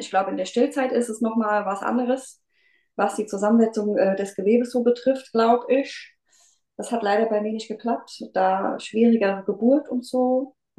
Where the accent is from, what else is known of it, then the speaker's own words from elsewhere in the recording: near Mainz, Rhenish Hesse, Rhineland-Palatinate, Germany; ich komme aus der Nähe von Mainz äh, in Rheinland-Pfalz, Rheinhessen.